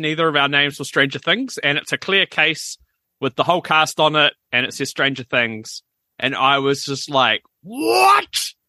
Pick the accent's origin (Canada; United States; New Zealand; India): New Zealand; we're from New Zealand